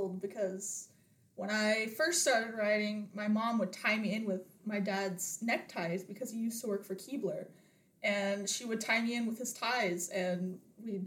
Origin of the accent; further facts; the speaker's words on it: Columbus, Montana, United States; I'm from Columbus, Montana